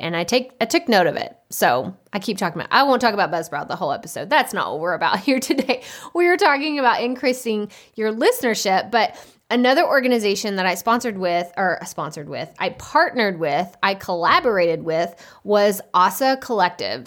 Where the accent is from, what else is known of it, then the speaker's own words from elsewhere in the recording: Texas, United States; accent: Texas; my Texas accent